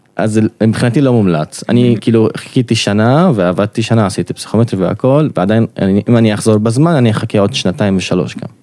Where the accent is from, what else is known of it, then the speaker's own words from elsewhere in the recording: Nazareth, Northern District, Israel; moved away as an adult; now in Haifa, Israel; אני מקור נצרת, כרגע גר בחיפה